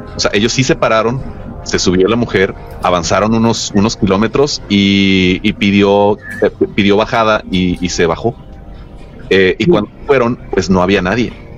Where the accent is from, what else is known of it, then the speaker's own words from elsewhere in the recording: Los Mochis, Sinaloa, Mexico; Yo soy, yo soy nativo de los Mochis Sinaloa.